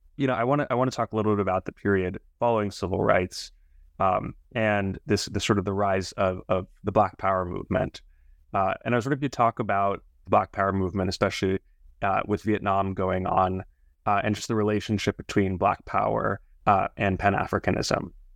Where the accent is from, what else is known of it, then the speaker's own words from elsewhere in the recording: United States; I'm an American